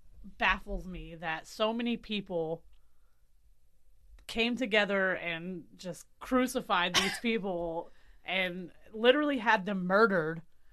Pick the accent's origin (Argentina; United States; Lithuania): United States; Middletown; I'm from Middletown